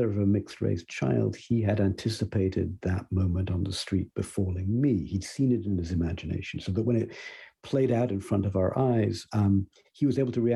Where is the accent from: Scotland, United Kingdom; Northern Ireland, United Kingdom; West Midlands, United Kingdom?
West Midlands, United Kingdom; Coventry; moved away; I grew up in Britain, and I can recall a moment in the late 70s, I think, there with my father in my hometown of Coventry